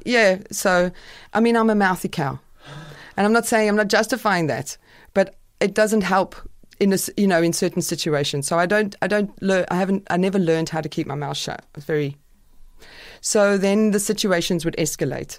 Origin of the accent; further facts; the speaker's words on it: South Africa; moved away as an adult; also born or lived in United Kingdom; I was a white South African